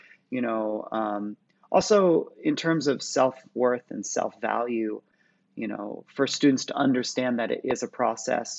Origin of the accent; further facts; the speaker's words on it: Santa Cruz, California, United States; I grew up in the Bay Area, in California, or Santa Cruz, just below the Bay Area